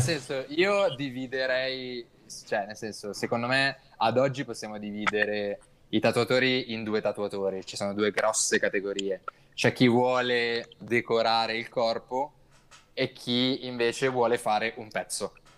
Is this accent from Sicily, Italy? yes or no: no; Milan, Lombardy, Italy; vengo da Milano